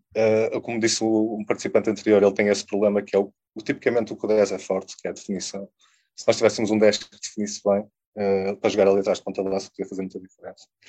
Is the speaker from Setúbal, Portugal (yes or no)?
no; a village near Porto, Porto District, Portugal; also born or lived in Lisbon; Eu cresci numa, numa aldeia perto do Porto